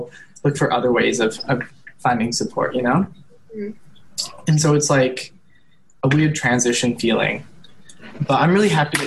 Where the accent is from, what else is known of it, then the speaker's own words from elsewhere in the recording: Sherwood Park, Alberta, Canada; my whole life I've lived in Sherwood